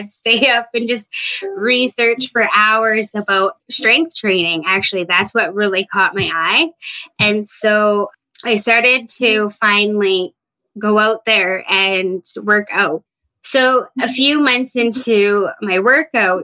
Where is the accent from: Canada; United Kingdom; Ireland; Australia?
Canada; Fraser Lake, British Columbia; moved away as an adult; now in Williams Lake, Canada; I am from Fraser Lake, BC, but currently living in Williams Lake, BC